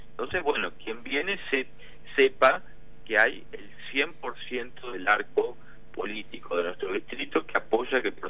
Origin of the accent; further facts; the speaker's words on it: Buenos Aires Province, Argentina; Eso nos pasa en nuestra propia provincia de Buenos Aires, donde no tenemos eh, abordados los temas estructur